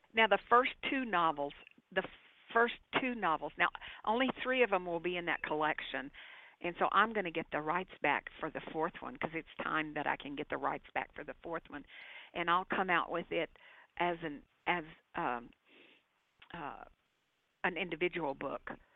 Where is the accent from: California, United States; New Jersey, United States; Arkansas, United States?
Arkansas, United States; moved away; I was born and I grew up in Arkansas